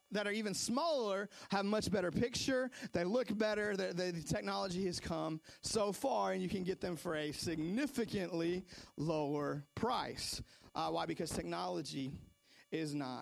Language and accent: English; Seattle, Washington, United States; moved away; also born or lived in North Carolina; I remember growing up in Seattle, I was probably, I don't know, 7, 8 years old